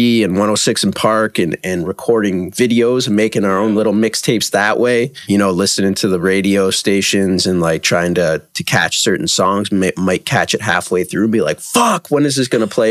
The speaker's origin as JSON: {"language": "English", "town": "Toronto", "region": "Ontario", "country": "Canada", "tie": "born or raised there", "said": "I'm actually from Toronto and still live there."}